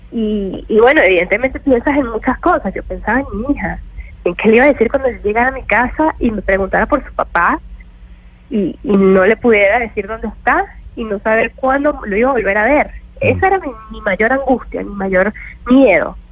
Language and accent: Spanish; Venezuela